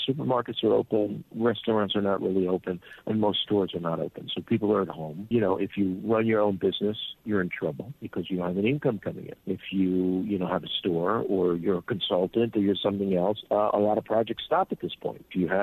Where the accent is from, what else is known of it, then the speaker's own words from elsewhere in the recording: New Rochelle, New York, United States; moved away as an adult; also born or lived in Manhattan, New York; now in Jerusalem, Israel; I am from New Rochelle, New York, and I still have family there